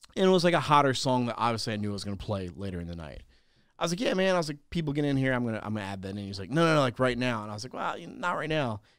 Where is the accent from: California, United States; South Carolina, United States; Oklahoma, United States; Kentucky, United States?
South Carolina, United States; I'm from South Carolina